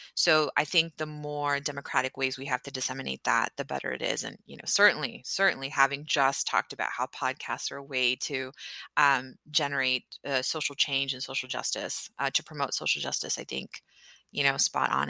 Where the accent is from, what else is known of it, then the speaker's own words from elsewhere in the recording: Houston, Texas, United States; where are you from? And I was like, Houston. And she's like, Where's your family from? I said, Pakistan.